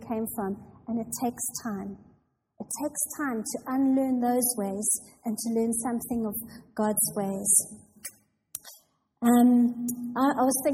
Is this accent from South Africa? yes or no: yes; South Africa; moved away as an adult; now in England; I was born and raised in a small town in South Africa